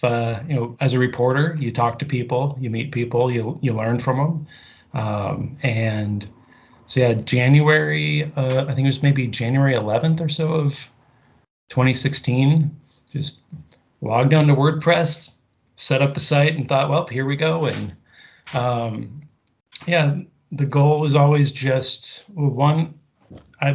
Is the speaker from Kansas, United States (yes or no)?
yes; Kansas City, Kansas, United States; moved away as an adult; now in Massachusetts, United States; Always lived on the Kansas side of the state line, about 2 miles from